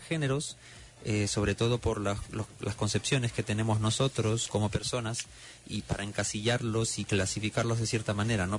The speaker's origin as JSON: {"language": "Spanish", "region": "Lima", "country": "Peru", "also_born_or_lived": "Lahti, Finland", "moved": "as an adult", "said": "ingresé al Conservatorio Nacional de Música en Lima, Perú, de donde soy"}